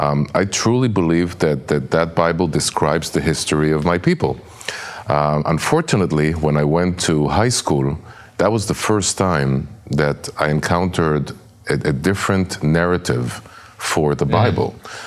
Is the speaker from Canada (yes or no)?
no; Jerusalem, Jerusalem District, Israel; moved away as an adult; now in Ofra, Samaria; I was born and raised in Jerusalem.